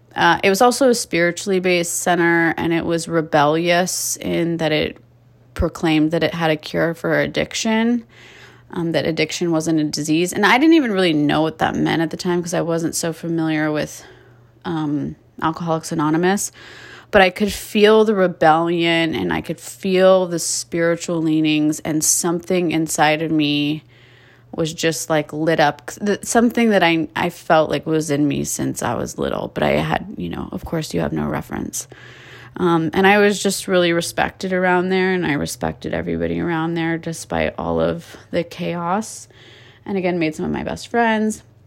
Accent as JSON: {"language": "English", "town": "Calabasas", "region": "California", "country": "United States", "tie": "born or raised there", "said": "I was raised in Calabasas, California, Southern California"}